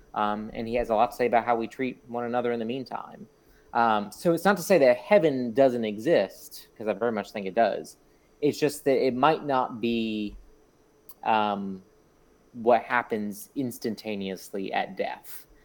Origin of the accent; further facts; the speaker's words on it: South Florida, United States; I grew up in South Florida